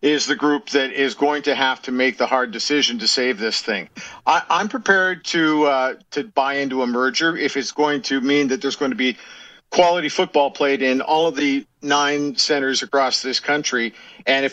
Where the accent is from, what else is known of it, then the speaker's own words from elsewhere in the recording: Edmonton, Alberta, Canada; I grew up watching in Clark Stadium and the Knothole Gang for years and years and years